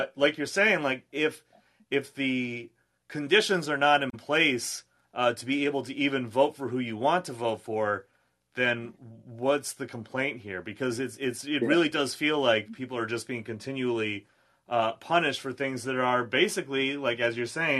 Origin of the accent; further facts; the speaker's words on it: New England, United States; I'm from the Northeast. I'm from New England